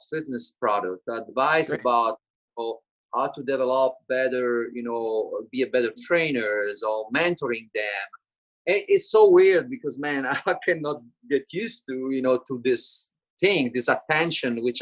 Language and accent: English; Italy; born or raised there; English is a second language; moved away as an adult